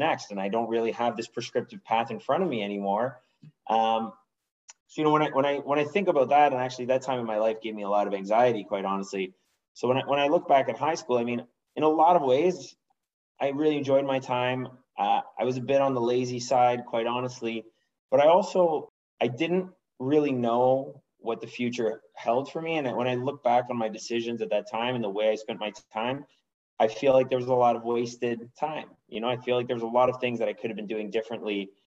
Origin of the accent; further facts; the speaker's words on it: Ottawa, Ontario, Canada; moved away; I'm from Ottawa, Canada. I've recently moved back home to Ottawa.